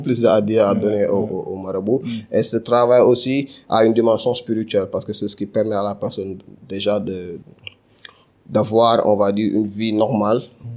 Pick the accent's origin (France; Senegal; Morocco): Senegal; Dakar; also born or lived in Castors, Dakar; Donc j'ai grandi à Castor, mais je pense que l'essentiel de mon temps à Medina